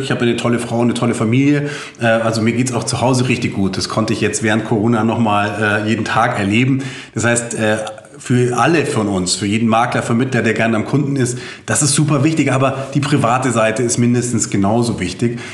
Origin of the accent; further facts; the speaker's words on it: Bavaria, Germany; bei uns in Bayern